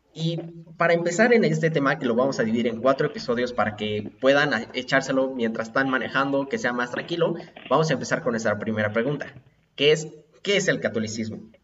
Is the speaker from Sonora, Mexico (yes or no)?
no; Puebla, Mexico; yo soy poblano